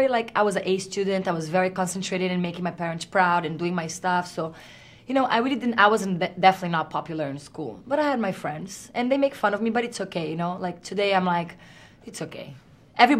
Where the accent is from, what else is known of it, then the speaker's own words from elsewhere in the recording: Brazil; accent: Brazilian; English is a second language; moved away; I can be Brazilian, so I don't have to lose my accent.